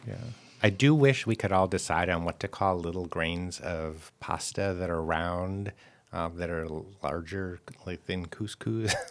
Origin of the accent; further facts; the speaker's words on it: United States; now in France; as an American